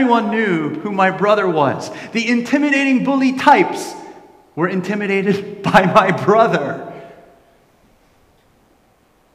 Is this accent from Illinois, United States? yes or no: no; New Jersey, United States; I grew up in New Jersey